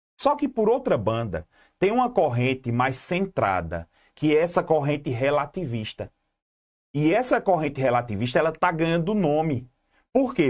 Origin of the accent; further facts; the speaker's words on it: Garanhuns, Pernambuco, Brazil; Eu sou, eu sou do Magano